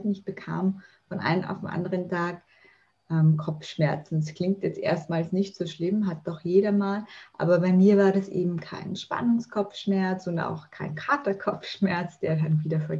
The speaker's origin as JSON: {"language": "German", "region": "Vienna", "country": "Austria", "said": "Ja, ich komme erstmal aus Österreich. Ich wohne und lebe in Wien. Ich bin 36 Jahre alt"}